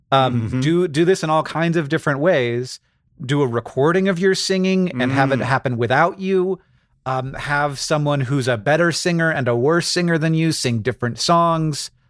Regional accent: Florida, United States; when I grew up, I grew up in Florida. We called them anoles

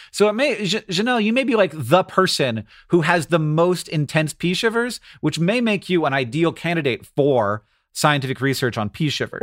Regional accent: United States

